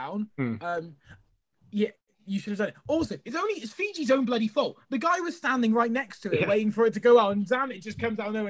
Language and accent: English; Scotland, United Kingdom; also born or lived in Edinburgh; I'm Scottish.